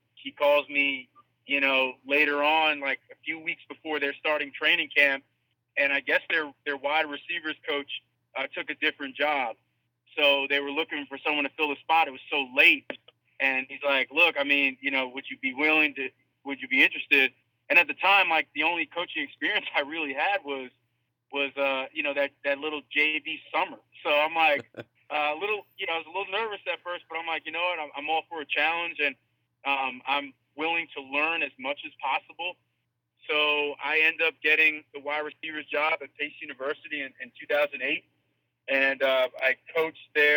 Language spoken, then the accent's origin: English; Long Island, New York, United States; I went back home to Long Island. I'm originally from Long Island, New York.